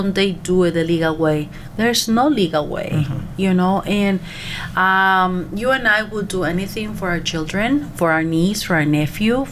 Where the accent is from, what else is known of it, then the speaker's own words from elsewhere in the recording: Monterrey, Nuevo León, Mexico; moved away as an adult; now in United States; I'm a recent immigrant. I'm from Monterrey, Mexico